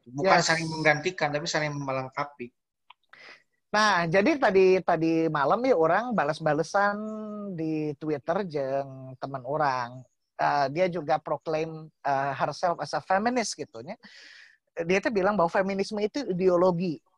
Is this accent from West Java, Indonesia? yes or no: yes; West Java, Indonesia; lah bahwa kita tuh orang Sunda bahwa selalu menganggap bahwa ayah itu adalah takut ya